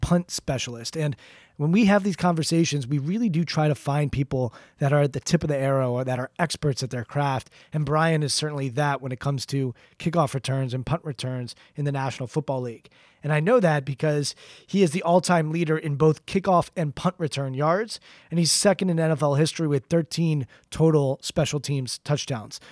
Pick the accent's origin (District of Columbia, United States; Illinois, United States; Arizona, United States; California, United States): District of Columbia, United States; Washington; growing up in the Washington, D C area, you pretty much, at least when I was growing up in the eighties and nineties, had to be a Washington Redskins fan